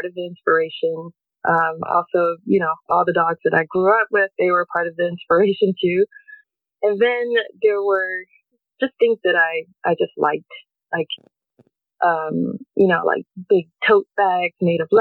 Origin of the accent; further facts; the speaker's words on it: North Carolina, United States; moved away as an adult; now in Portland, United States; I'm originally from North Carolina. I moved to the West Coast in the 90s for my career